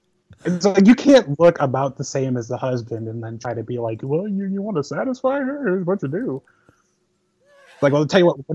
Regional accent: Chicago, Illinois, United States; When I was a kid, I was growing up in Chicago's 90s Bulls

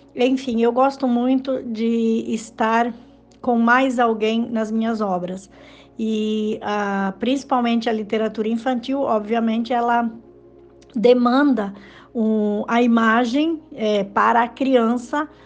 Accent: Rio Grande do Sul, Brazil; moved away as an adult; also born or lived in Mato Grosso / Sinop; now in Lucas do Rio Verde, Brazil; eu sou gaúcha, sou do Rio Grande do Sul e há 10 anos morando em Mato Grosso

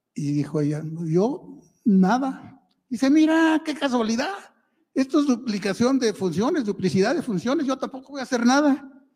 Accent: Mexico; somos mexicanos

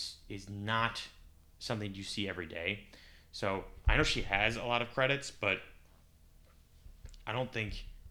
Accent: United States; I'm an American

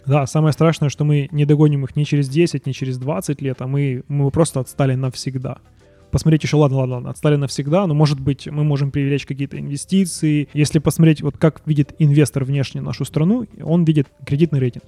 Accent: Ukraine; moved away as an adult; now in Canada; мы уехали из Украины.

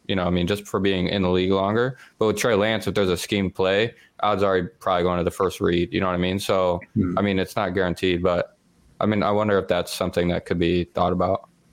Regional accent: Western New York, United States; I'm from Western New York

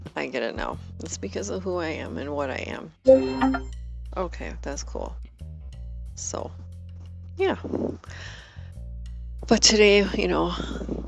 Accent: Wisconsin, United States; moved away; my home state, Wisconsin

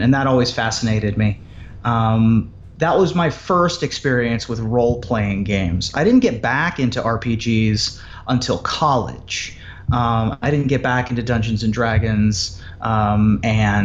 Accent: Ohio, United States; also born or lived in Washington, D.C.; I moved away from Washington, D.C. to Ohio when I was 8.

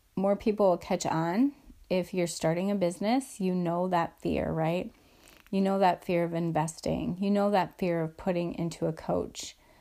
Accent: Midwest, United States; I'm from the Midwest.

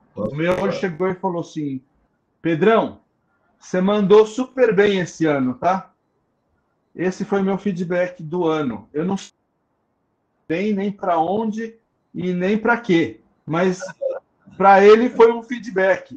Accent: ABC Paulista, São Paulo, Brazil; Sou do ABC Paulista

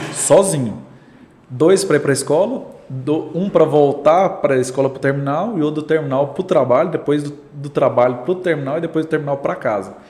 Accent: Goiânia, Goiás, Brazil; Nasci em Goiânia.

